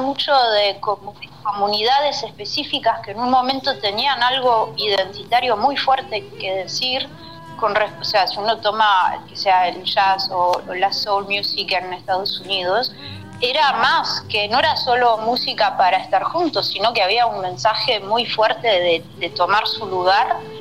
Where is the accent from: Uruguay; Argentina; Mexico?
Uruguay; accent: rioplatense; moved away; also born or lived in Switzerland; agarré el acento rioplatense porque tuve la suerte de vivir 5 o 6 años en Uruguay cuando era